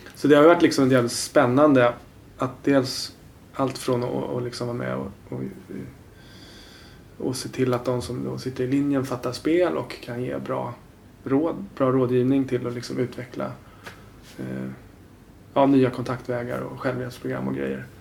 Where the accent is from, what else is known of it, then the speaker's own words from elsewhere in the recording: Haninge, Stockholm County, Sweden; moved away as an adult; now in Årsta, Sweden; jag kommer från Haninge som är ja en ganska dyster förort.